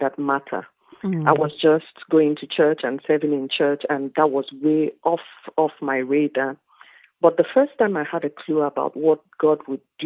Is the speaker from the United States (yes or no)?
no; Nigeria; moved away as an adult; now in South Africa; I am Nigerian. I have lived in South Africa for close to 20 years now